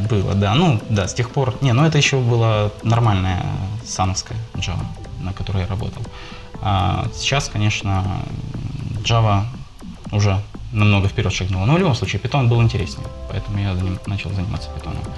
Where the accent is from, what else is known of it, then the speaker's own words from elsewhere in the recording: Poltava, Poltava Oblast, Ukraine; now in Kharkiv, Ukraine; я сейчас живу в Харькове, сам я родом из Полтавы.